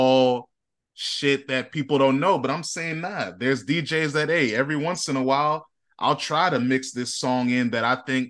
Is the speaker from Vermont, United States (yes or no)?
no; Northern Virginia, United States; I'm from Northern Virginia